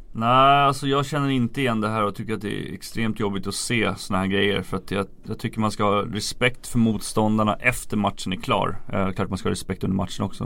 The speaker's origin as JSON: {"language": "Swedish", "town": "Järfälla", "region": "Stockholm County", "country": "Sweden", "tie": "born or raised there", "said": "jag var ju från Järfälla, Järfälla HC, deras A-lag var ju mina förebilder när jag växte upp"}